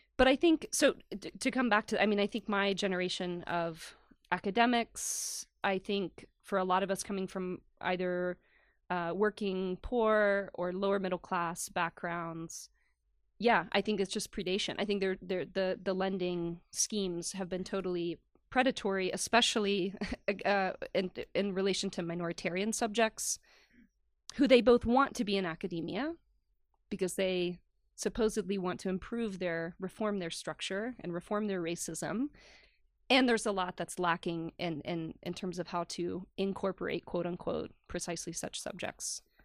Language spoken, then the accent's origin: English; the South, United States; moved away; also born or lived in Long Island, New York; I grew up in the South